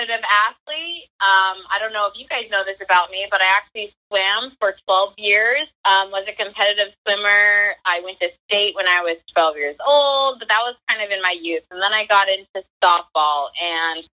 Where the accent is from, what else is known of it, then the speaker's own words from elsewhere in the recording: Federal Way, Washington, United States; I grew up in Federal Way, Washington, in a normal, seriously, like the most normal household you could have